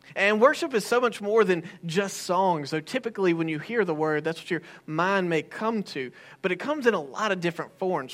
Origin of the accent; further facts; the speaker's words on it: United States; I'm an American